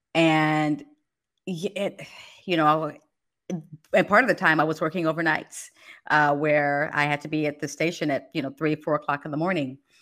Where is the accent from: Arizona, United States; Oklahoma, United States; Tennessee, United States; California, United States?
California, United States; Los Angeles; moved away as an adult; also born or lived in Fresno, California / Washington, D.C. / Baltimore, Maryland; growing up in Los Angeles and in Fresno